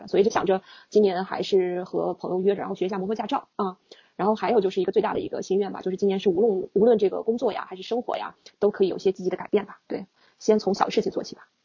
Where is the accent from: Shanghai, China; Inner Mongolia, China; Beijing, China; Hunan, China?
Inner Mongolia, China; 我是来自内蒙古的汉族，对。虽然我，我对我，我整个那个故乡的大内蒙的风景了解得也不是特别充分，对。但是我是来自内蒙古的汉族